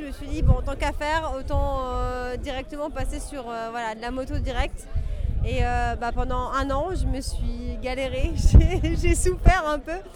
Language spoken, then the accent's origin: French; Brittany, France; moved away as an adult; now in Paris, France; quand tu as 18 ans, j'habitais en Bretagne. Hein, je viens de Bretagne